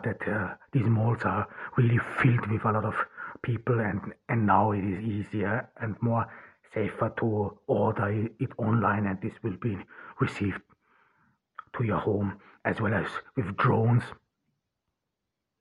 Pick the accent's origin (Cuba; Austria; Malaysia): Austria; also born or lived in Ordu, Turkey; now in Turkey; I grew up in rural Austria